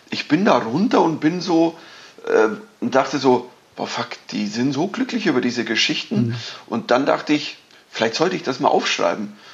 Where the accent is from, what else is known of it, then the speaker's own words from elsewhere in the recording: Bavaria, Germany; Man, man spielt ja das, wo man herkommt. Also ich bin Bayer, ich krieg das auch nicht los.